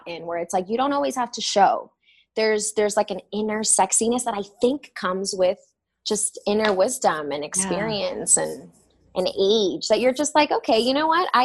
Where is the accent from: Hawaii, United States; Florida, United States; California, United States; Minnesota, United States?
Florida, United States; Miami; also born or lived in Los Angeles; now in New York, United States; I grew up in Miami and that's like basically South America